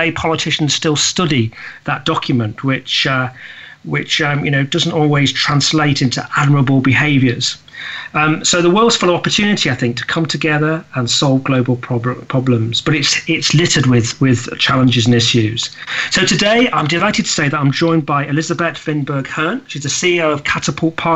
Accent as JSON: {"language": "English", "country": "United Kingdom", "said": "me being a Brit and living in the UK"}